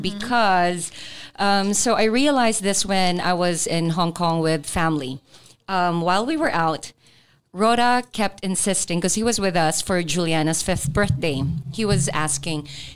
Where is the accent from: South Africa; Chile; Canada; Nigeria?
Nigeria; moved away; a friend who I grew up with in Nigeria